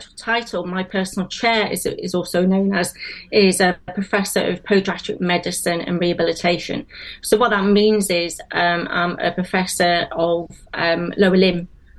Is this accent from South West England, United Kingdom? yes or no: yes; South West England, United Kingdom; accent: Wenglish; also born or lived in Liverpool; now in Cardiff, United Kingdom; I've lived in Wales probably longer than I've lived in England, but I'm originally from Liverpool. I grew up near Bristol, and I went to university at Cardiff